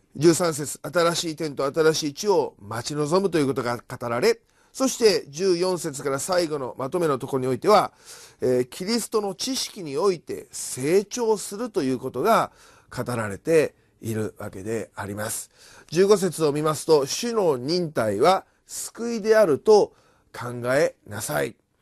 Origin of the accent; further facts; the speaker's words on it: Kyoto, Japan; now in Tokyo, Japan; 私たちはもともとえー、京都出身であり